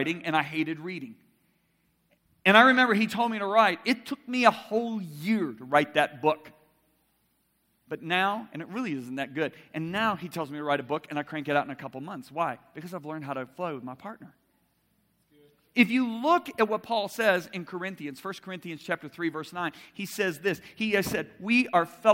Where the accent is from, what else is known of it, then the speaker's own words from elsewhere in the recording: Lake Michigan, Midwest, United States; growing up in Lake Michigan, sailing was a huge part of my childhood.